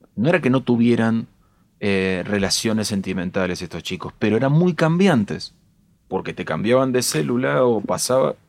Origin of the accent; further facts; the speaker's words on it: Castelar, Buenos Aires Province, Argentina; Soy de Castelar